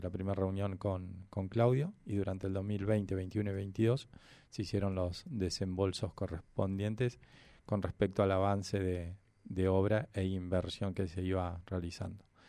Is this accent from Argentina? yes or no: yes; Neuquén, Argentina; Yo soy nacido y criado acá en Neuquén.